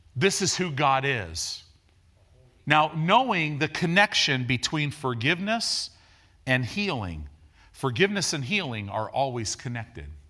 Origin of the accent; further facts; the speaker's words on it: Illinois, United States; also born or lived in Decatur, Illinois; I grew up in Illinois